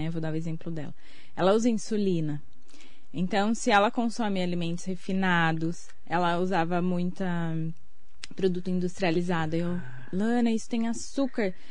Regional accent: Suzano, São Paulo, Brazil; also born or lived in Mogi das Cruzes; Eu sou de Suzano, nasci em Mogi.

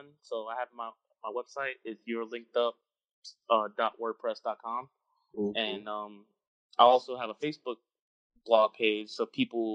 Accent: Paterson, New Jersey, United States; now in Clover, United States; I'm originally from New Jersey, Paterson, New Jersey

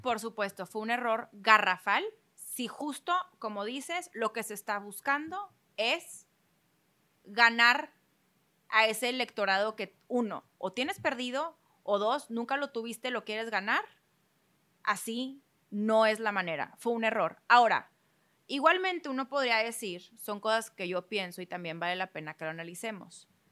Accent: Mexico; Siempre como sociedad mexicana hemos estado de, o sea, la mayoría ha estado de una u otra forma muy apegado a las causas religiosas

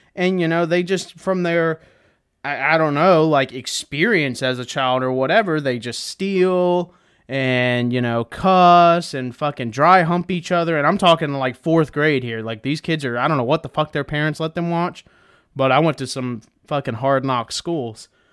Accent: Florida, United States; I'm from Florida.

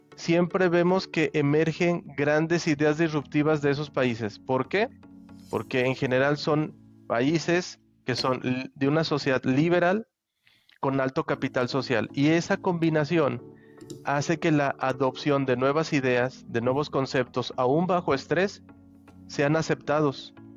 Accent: Aguascalientes, Mexico; also born or lived in Toluca / Argentina; now in Nuevo León, Mexico; yo soy em, de Aguascalientes, pero hace tiempo que ya, digamos, me moví de allí.

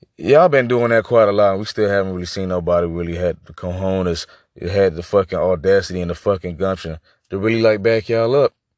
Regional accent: United States; I'm just so, like, disgusted with being American right now

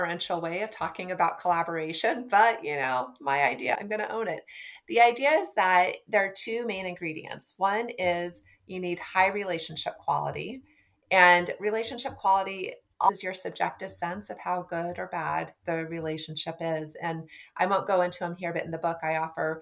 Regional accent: Nebraska, United States; I'm from Nebraska

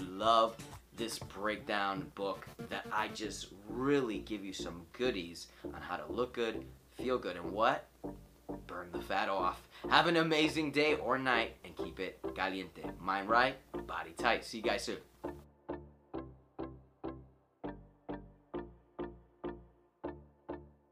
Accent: Spain; I'm from Spain

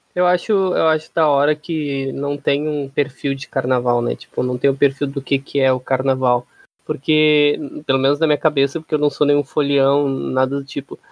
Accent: Brazil; como bom brasileiro

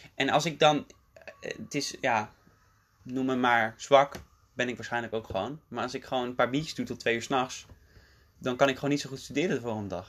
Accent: Dordrecht, South Holland, Netherlands; moved away as an adult; also born or lived in The Hague / South Korea; now in Utrecht, Netherlands; het grootste deel van mijn jeugd woonde mijn vader in Rotterdam en mijn moeder in Dordrecht. En ik woonde ook bij mijn moeder.

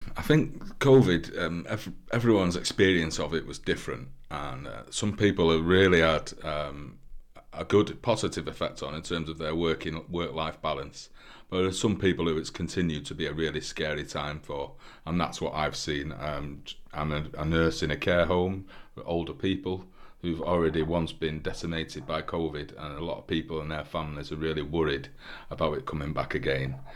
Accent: Manchester, North West England, United Kingdom; now in St Ives, United Kingdom; I'm from Manchester, but I've lived in St Ives for 15 years now.

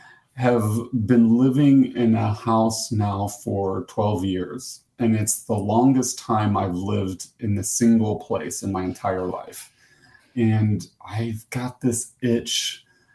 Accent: United States; accent: American; I'm from the U.S.

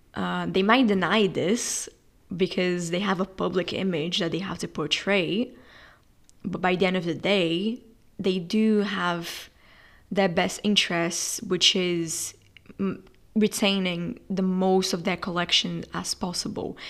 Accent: Brazil; moved away as an adult; now in England, United Kingdom; I'm from Brazil and I'm studying in England.

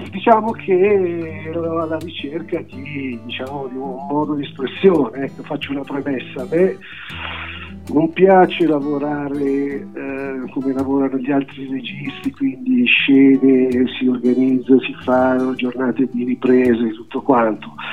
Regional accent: Milan, Lombardy, Italy; sono di Milano e lavoro diciamo, come regista nottetempo

